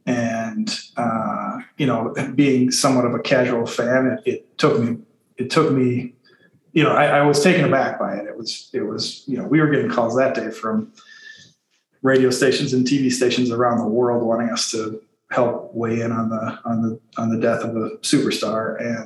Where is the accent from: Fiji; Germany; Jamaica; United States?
United States; Minneapolis, Minnesota; also born or lived in Madison; I grew up in South Minneapolis and went to Southwest High School with you guys. Left briefly for Madison.